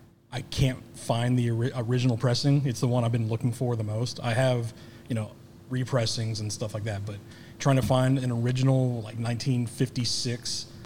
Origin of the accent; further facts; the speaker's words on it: Kansas City, Missouri, United States; now in Little Rock, United States; I grew up in Kansas City.